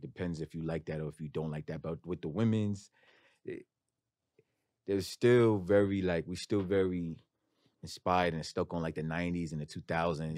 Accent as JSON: {"language": "English", "town": "New York City", "region": "New York", "country": "United States", "said": "I'm from Queens"}